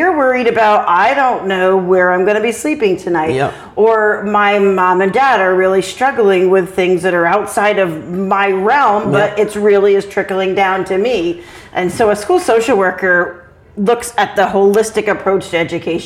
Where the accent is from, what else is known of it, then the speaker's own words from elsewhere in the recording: Claremont, New Hampshire, United States; moved away as an adult; also born or lived in Vermont; I moved back here to Claremont, my hometown